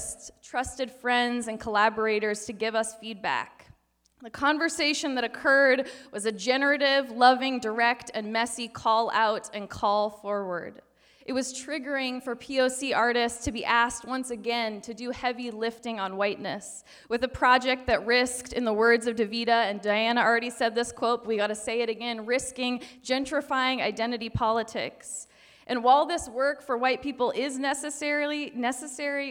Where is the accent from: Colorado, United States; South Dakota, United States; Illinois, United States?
Colorado, United States; Denver; now in Seattle, United States; I was raised on Arapaho territory in Denver, Colorado